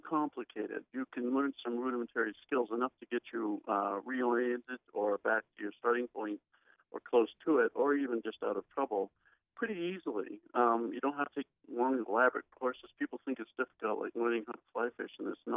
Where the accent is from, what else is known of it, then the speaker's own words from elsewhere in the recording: Bangor, Maine, United States; moved away as an adult; also born or lived in Peru / Wyoming / Arizona; I grew up in Bangor